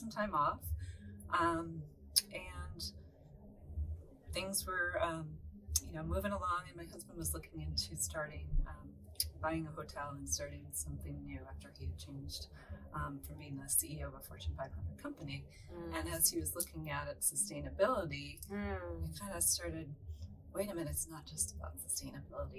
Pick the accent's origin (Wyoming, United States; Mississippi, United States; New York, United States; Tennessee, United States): New York, United States; Rochester; now in Southern California, United States; originally from upstate New York, Rochester, New York.